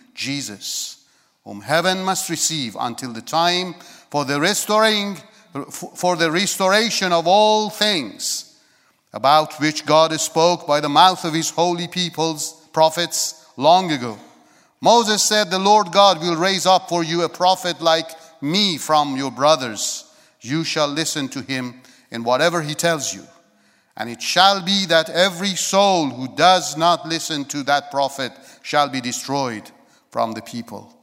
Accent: Iran; moved away; I was born in Iran

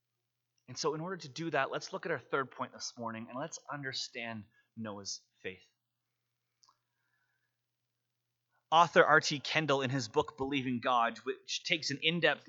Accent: Vancouver, British Columbia, Canada; moved away as an adult; now in Calgary, Canada; grew up in Vancouver, and you know that in Vancouver, it rains a lot

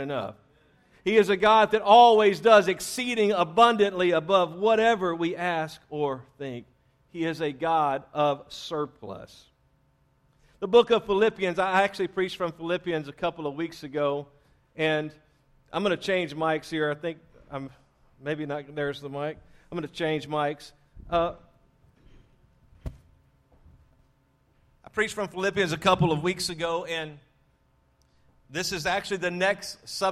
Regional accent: Louisiana, United States; moved away; I was raised in Louisiana

